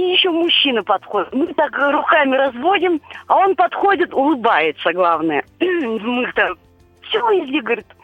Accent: Moscow, Russia; Здравствуйте. Я из Москвы.

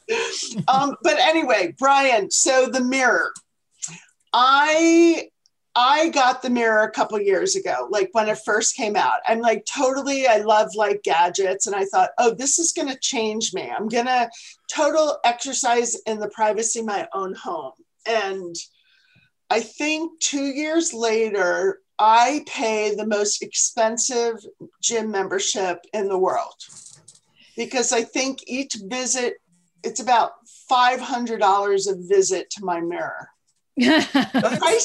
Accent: Philadelphia, Pennsylvania, United States; moved away; That's where I grew up.

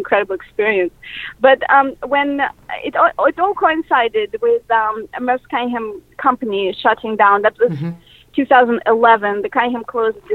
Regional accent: Moscow, Russia; English is a second language; moved away as an adult; now in United States; I was born in Moscow, and in the mid-90s, I actually moved to the United States specifically because I wanted to do cinema.

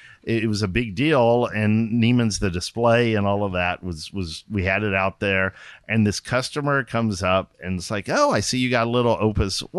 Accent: Austin, Texas, United States; moved away as an adult; also born or lived in San Antonio, Texas / Dallas, Texas; now in California, United States; I grew up in Austin.

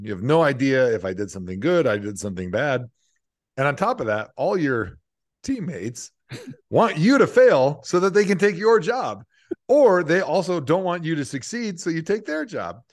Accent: Midwest, United States; like you growing up in the Midwest

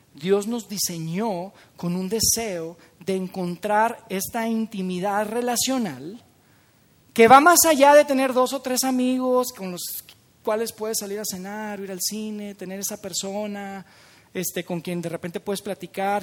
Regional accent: Monterrey, Nuevo León, Mexico; los de Monterrey somos un poco tacaños

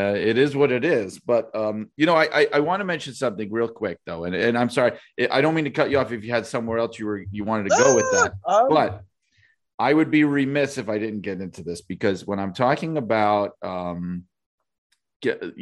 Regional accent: New York, United States; I grew up in New York

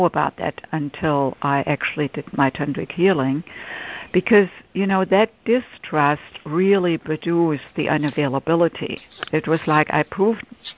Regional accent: Germany; English is a second language; moved away as an adult; now in United States; I grew up in Germany, and in my late 20s, I came to the United States to do postgraduate work in music

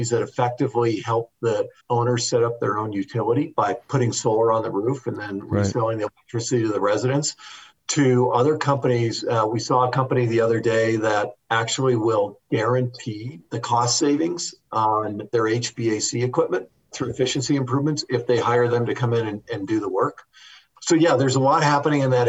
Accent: Wisconsin, United States; I'm from Wisconsin

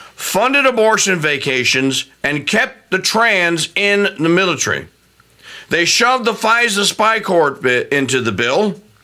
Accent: Louisiana, United States; my home state of Louisiana

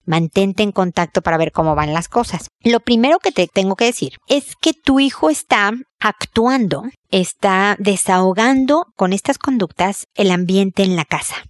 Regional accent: Mexico; como lo decimos en México, en mi tierra

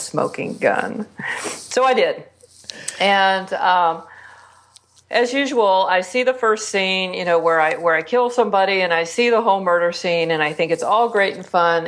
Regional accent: Texas, United States; now in Las Vegas, United States; I'm from Texas.

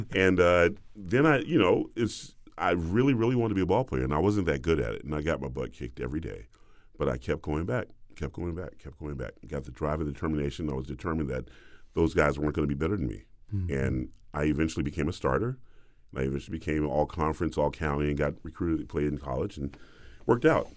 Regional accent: the South, United States; I'm a boy from the South

